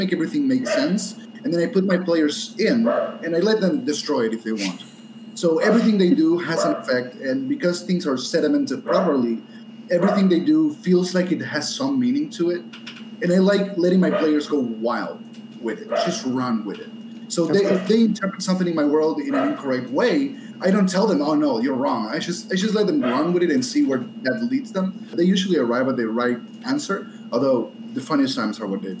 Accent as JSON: {"language": "English", "country": "Argentina", "said": "I am from Argentina."}